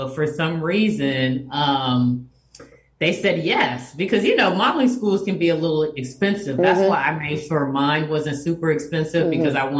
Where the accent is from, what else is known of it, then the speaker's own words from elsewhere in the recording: Miami, Florida, United States; First generation Haitian American. My parents came in the 70s, in the 70s to the United States.